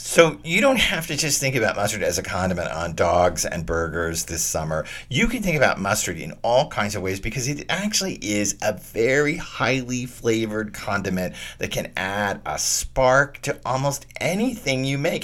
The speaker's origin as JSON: {"language": "English", "region": "Texas", "country": "United States", "tie": "born or raised there", "said": "I grew up in Texas"}